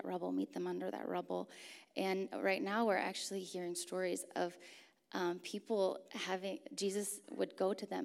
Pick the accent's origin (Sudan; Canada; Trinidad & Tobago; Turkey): Turkey; I grew up in Turkey, actually, so I grew up with actually quite a few earthquakes